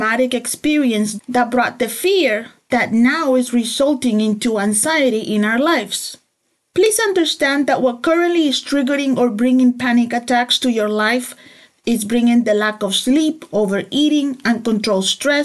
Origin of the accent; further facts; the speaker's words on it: El Salvador; I grew up in El Salvador, in the war, which means that I grew up in imminent danger of shootings